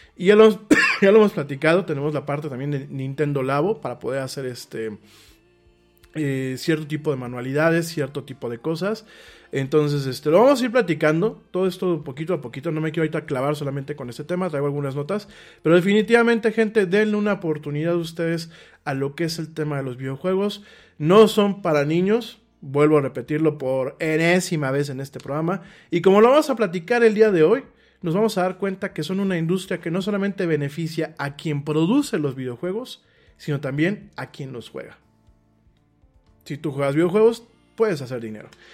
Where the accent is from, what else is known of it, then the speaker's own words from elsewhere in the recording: Mexico; para los que somos mexicanos